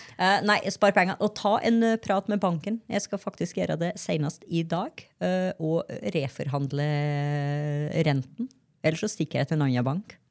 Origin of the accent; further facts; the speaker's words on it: Grong, Trøndelag, Norway; moved away; Når jeg var hjemme i Grong